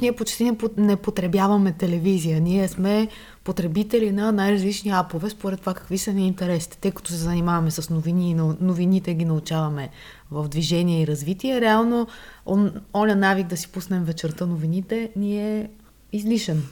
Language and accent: Bulgarian; Varna, Varna Province, Bulgaria; moved away; аз съм от Варна и ние там така наричаме бор машината